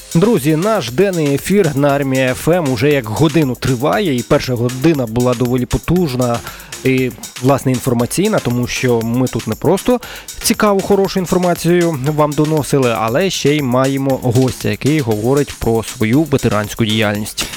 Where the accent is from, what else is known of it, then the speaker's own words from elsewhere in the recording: Oleksandriia, Kirovohrad Oblast, Ukraine; Я з Олександрії, там недалеко